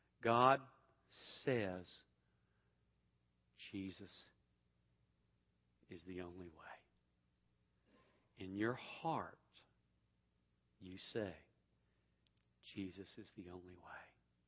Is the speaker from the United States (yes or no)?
yes; Atlanta, Georgia, United States; I came from Atlanta, so it's a little tough, okay?